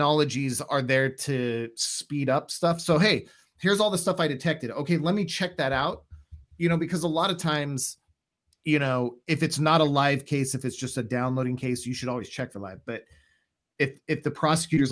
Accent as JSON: {"language": "English", "region": "Washington", "country": "United States", "also_born_or_lived": "Indiana / Ohio", "moved": "as an adult", "said": "I'm from Washington State"}